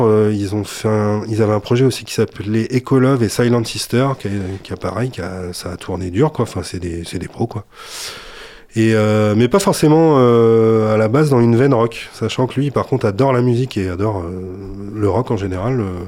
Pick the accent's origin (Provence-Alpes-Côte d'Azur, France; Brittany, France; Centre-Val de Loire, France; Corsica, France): Centre-Val de Loire, France; Touraine; moved away as an adult; j'ai joué dans pas mal de formations en Touraine hein, principalement parce que je suis né en Touraine. Et je suis arrivé dans le coin, euh, j'avais 20 ans.